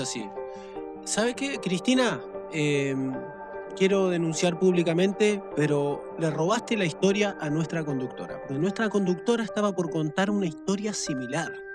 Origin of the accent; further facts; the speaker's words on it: General Rodríguez, Buenos Aires Province, Argentina; todos los que somos de General Rodríguez